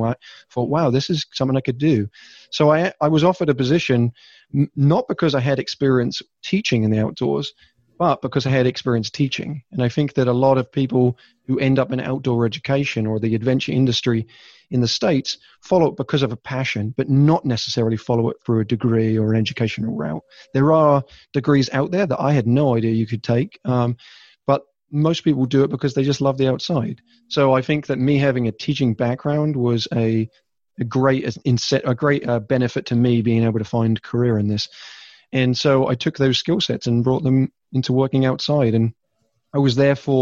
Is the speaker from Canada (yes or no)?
no; England, United Kingdom; moved away; I am originally from England